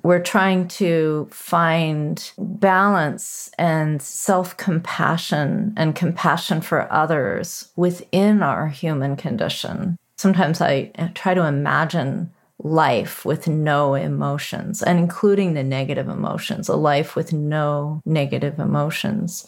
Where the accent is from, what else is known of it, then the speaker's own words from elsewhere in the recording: United States; when I was growing up in America